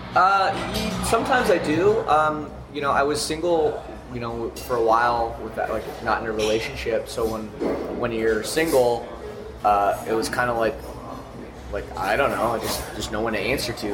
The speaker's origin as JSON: {"language": "English", "country": "Canada", "said": "I'm from Canada where it gets very cold"}